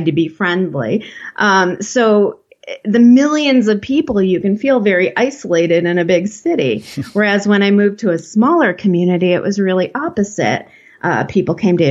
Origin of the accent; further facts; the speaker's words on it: Chicago, Illinois, United States; moved away as an adult; also born or lived in Los Angeles, California; now in rural mountains of California, United States; I grew up in the Chicago area